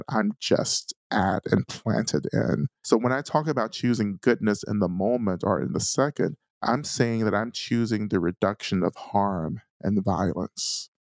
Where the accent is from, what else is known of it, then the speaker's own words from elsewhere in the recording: North Georgia, United States; I'm a Black man who grew up in North Georgia in a small Black community.